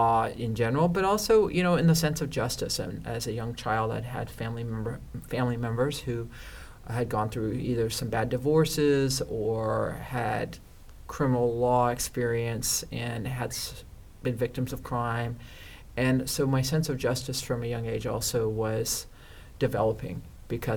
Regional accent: Northern California, United States; also born or lived in Los Angeles, California; now in Orange County, United States; I'm originally from Northern California

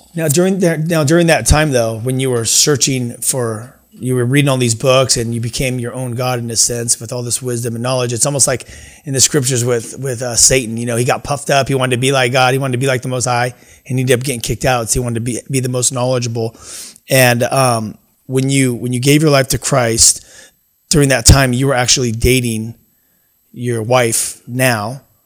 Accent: United States; I, I grew up in America

